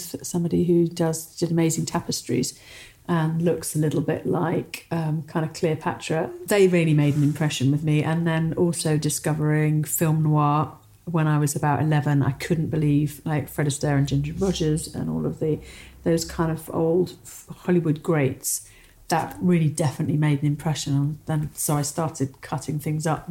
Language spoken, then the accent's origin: English; Somerset, South West England, United Kingdom; I grew up in deepest Somerset, overlooking the Somerset Levels on a cider farm.